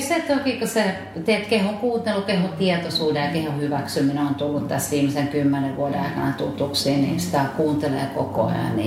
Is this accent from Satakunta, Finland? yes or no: yes; Satakunta, Finland; mä olen satakunnasta kotoisin